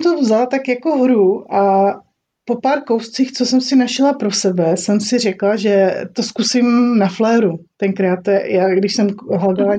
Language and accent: Czech; Olomouc, Olomouc Region, Czechia; My tady v Olomouci, protože já jsem z Olomouce